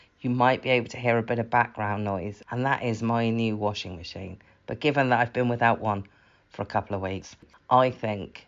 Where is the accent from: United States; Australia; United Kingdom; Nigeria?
United Kingdom; England; I'm English